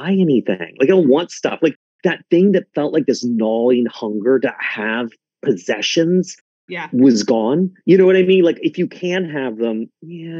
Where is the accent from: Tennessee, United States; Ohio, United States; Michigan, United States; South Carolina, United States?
South Carolina, United States; I grew up in South Carolina